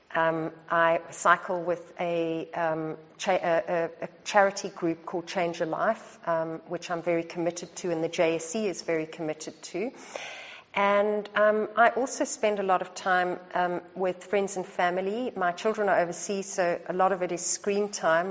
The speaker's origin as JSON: {"language": "English", "country": "South Africa", "tie": "born or raised there", "also_born_or_lived": "Australia", "moved": "as an adult", "said": "the country of my birth"}